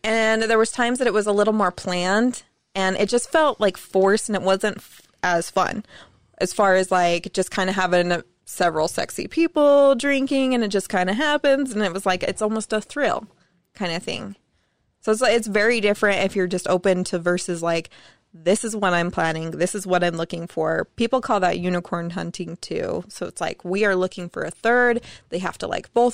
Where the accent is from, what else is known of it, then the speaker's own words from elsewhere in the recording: South Jordan, Utah, United States; also born or lived in Southern California; We're back in Utah, California. And then, like, junior high. I've been here since junior high